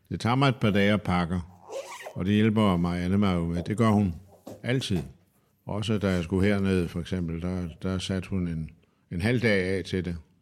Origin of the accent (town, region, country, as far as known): Denmark